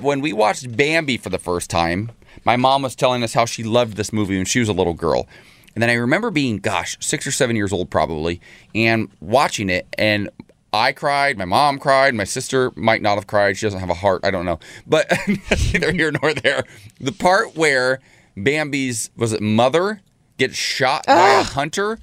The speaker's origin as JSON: {"language": "English", "region": "Ohio", "country": "United States", "tie": "born or raised there", "moved": "yes", "lives_now": "West Coast, United States", "said": "my home state of Ohio"}